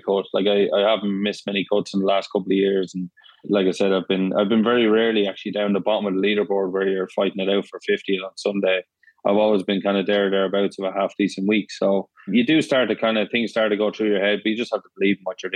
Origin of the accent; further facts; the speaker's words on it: Ireland; moved away as an adult; now in Florida, United States; I am Irish